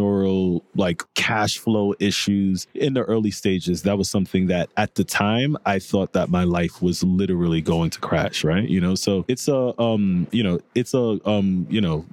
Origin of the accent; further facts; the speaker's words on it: New York City, New York, United States; also born or lived in Haiti; I was born in Haiti. Mm-hmm. I moved to Coney Island, you know, which was a really, you know, at-risk community growing up